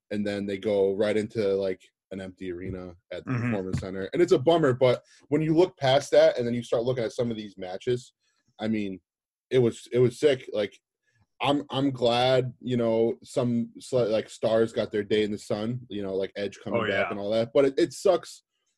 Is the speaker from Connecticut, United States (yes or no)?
yes; Connecticut, United States; I hail from Connecticut